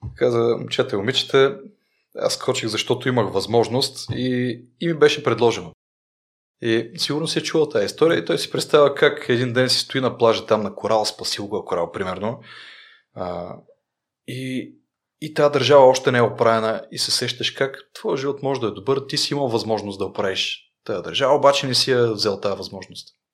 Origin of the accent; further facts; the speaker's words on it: Rhodope Mountains, Bulgaria; съм от Родопите и съм си обикалял по Родопите